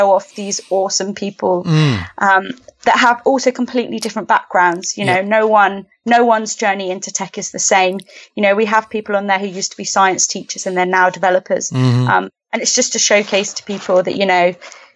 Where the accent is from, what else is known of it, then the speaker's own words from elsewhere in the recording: Southampton, South East England, United Kingdom; moved away as an adult; also born or lived in Bournemouth / London; now in Canada; I'm from the UK. I'm from Southampton.